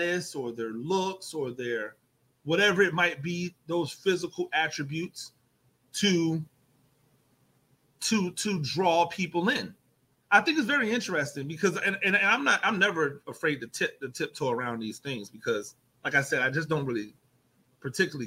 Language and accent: English; Tampa, Florida, United States; So I went to Gaither